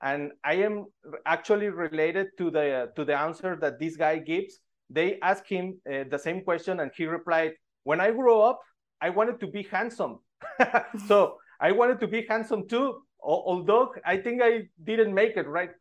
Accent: Monterrey, Nuevo León, Mexico; I am from Mexico, from Monterrey, Mexico

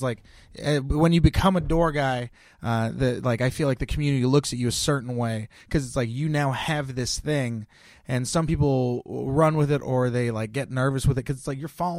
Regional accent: Bay Area, California, United States; Born and raised in the Bay Area.

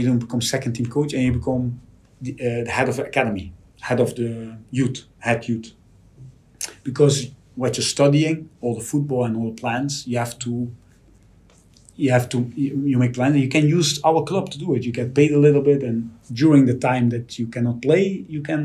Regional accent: Netherlands; moved away as an adult; also born or lived in Porto; now in Liverpool, United Kingdom; if you're Dutch, you grew up with Cruyff

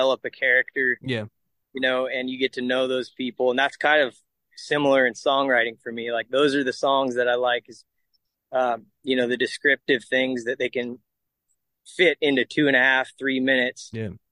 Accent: California, United States; growing up in California

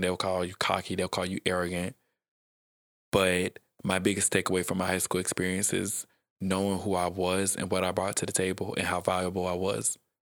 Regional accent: South Georgia, United States; also born or lived in Atlanta, Georgia; I grew up in South Georgia

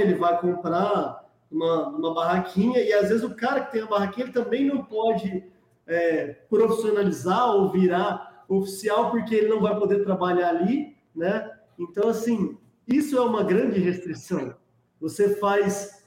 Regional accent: Ribeirão Preto, São Paulo, Brazil; Eu sou de Ribeirão Preto

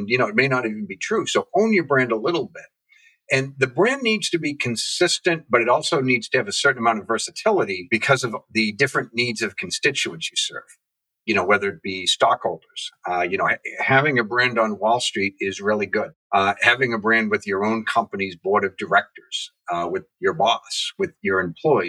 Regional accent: New England, United States; I'm from New England

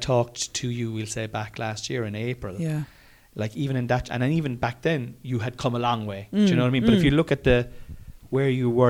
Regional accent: Cork, Munster, Ireland; I'm not from Dublin. I'm from Cork. And I'm delighted to be from Cork.

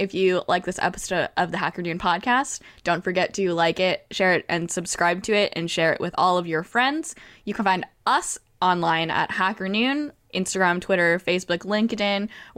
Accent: Canada; I'm Canadian.

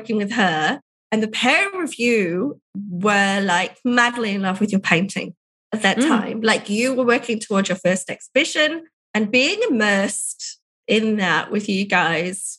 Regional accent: England, United Kingdom; now in Ballarat, Australia; England, where I'm from, to see my parents

